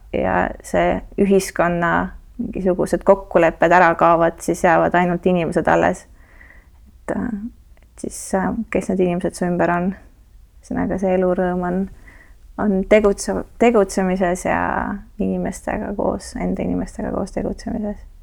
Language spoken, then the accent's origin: Estonian; Tallinn, Harju County, Estonia; ma kasvasin äh, Kakumäel, mis oli nagu maakoht sellel ajal